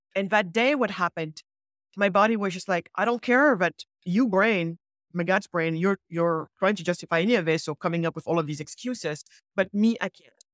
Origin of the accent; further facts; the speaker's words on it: Senegal; moved away; I was born in Senegal, so because, West Coast of Africa.